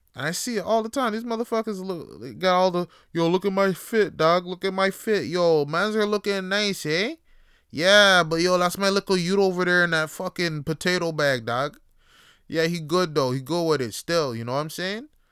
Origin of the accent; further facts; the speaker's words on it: Toronto, Ontario, Canada; I'm voting for uh, a new mayor in my city, Toronto